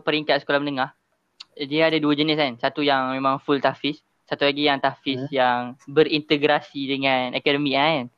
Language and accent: Malay; Kelantan, Malaysia; now in Selangor, Malaysia; saya orang Kelantan sebenarnya. Tapi saya memilih untuk uh, duduk di Selangor lah bersama mak ayah saya.